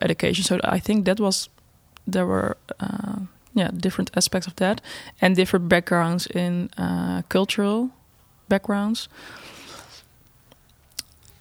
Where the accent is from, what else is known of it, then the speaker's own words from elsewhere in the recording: Netherlands; I'm from Netherlands.